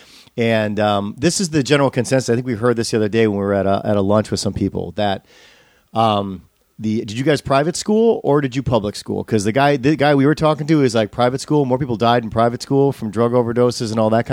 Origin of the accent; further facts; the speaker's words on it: Wisconsin, United States; now in Los Angeles, United States; I'm from Wisconsin.